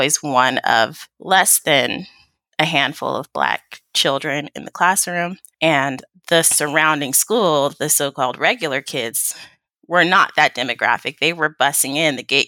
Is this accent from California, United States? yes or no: yes; Sacramento, California, United States; I was born and raised in Sacramento, California, so I'm definitely a California